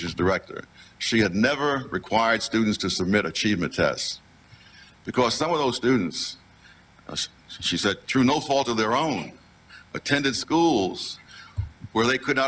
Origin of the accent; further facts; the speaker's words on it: New York City, New York, United States; when I was a kid growing up in Harlem